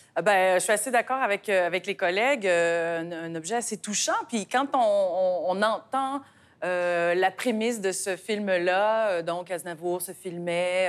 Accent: Canada; chez nous au Canada

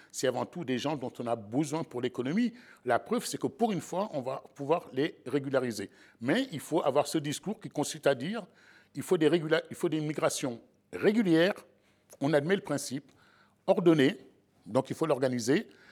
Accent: Sablé-sur-Sarthe, Pays de la Loire, France; j'ai grandi en province à Sablé

